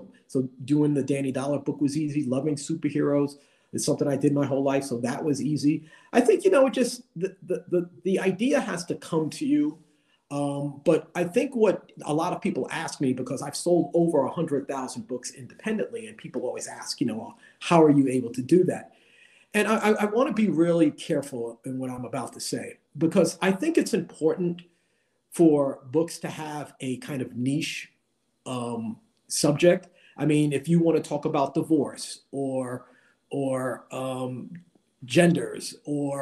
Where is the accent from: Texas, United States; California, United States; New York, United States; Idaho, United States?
New York, United States; New York City; Growing up in the Bronx and the projects